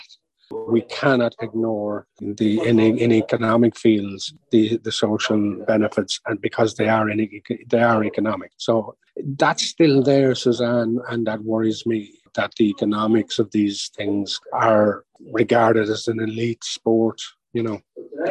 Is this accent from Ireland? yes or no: yes; Ireland; being Irish